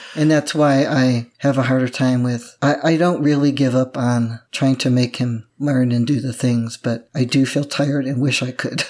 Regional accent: Midwest, United States; moved away; I grew up in the Midwest where things actually grow

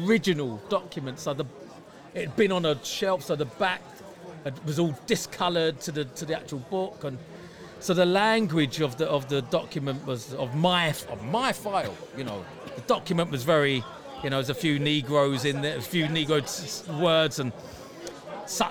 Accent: London, United Kingdom; I was about 5-6 months old. And this is the mid-60s in London

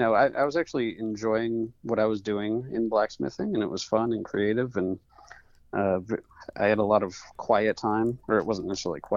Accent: Madison, Connecticut, United States; moved away as an adult; So I grew up in Madison, Connecticut, and I'm back here now

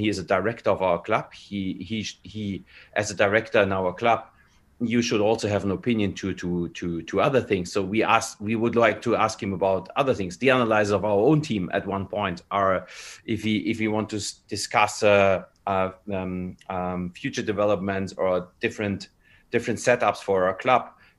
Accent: Canada; English is a second language; as a Canadian, and I feel as a Canadian, there are a lot of good reasons to do the 14 days

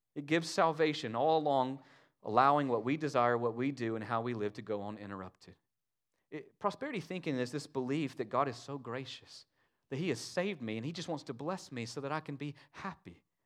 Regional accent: United States; us as American Christians

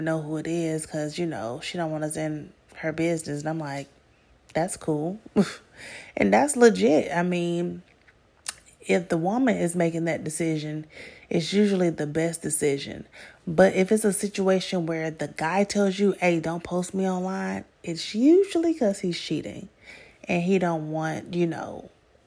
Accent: Atlanta, Georgia, United States; I'm from Atlanta

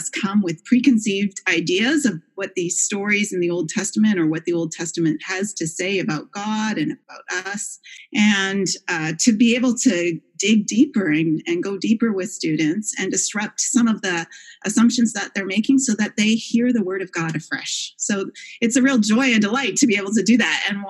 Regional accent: Canada; moved away as an adult; also born or lived in Kingston, Ontario / Toronto, Canada; now in Grand Rapids, United States; I come from Canada

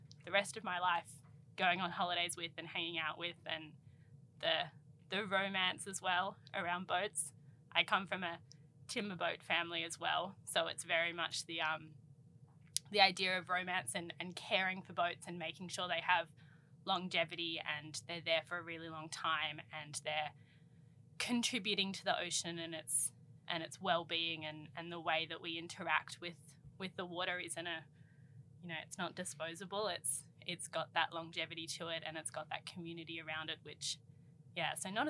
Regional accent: Sydney, New South Wales, Australia; I grew up sailing on Sydney Harbour

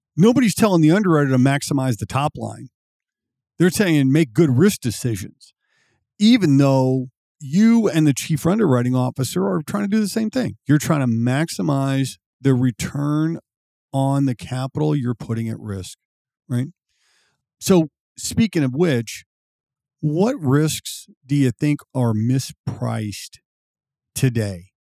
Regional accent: Missouri, United States; I was born and raised in Missouri

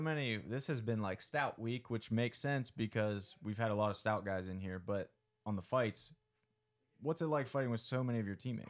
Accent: near Breezewood, South Central Pennsylvania, United States; now in Pittsburgh, United States; South Central PA, right outside Breezewood.

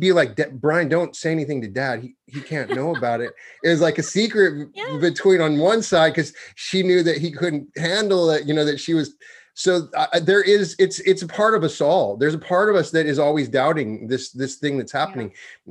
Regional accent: Wyoming, United States; I'm from Wyoming

